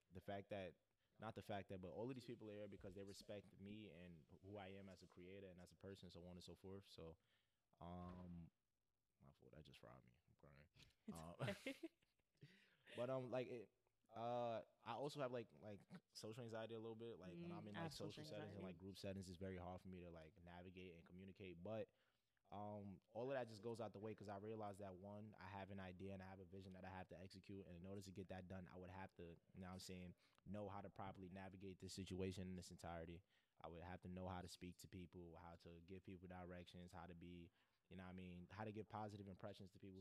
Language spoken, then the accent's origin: English; New York City, New York, United States; I'm from Crown Heights and Bed-Stuy. So just being a byproduct of like growing up in an urbanized environment